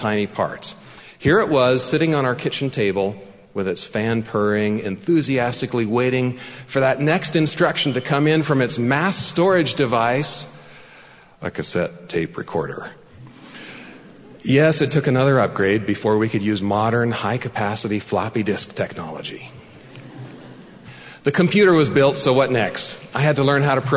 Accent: San Jose, California, United States; also born or lived in Mountain View, California; I was born in Mountain View, California, the second of eventually 11 children. We settled in a relatively quiet neighborhood on the east side of San Jose

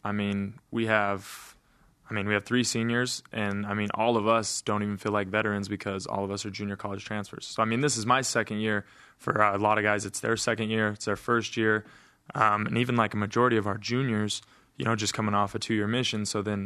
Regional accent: Price, Utah, United States; a pitcher from my hometown.

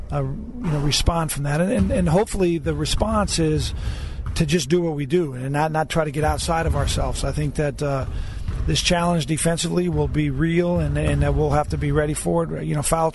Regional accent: Southern California, United States; I was born and raised in Southern California

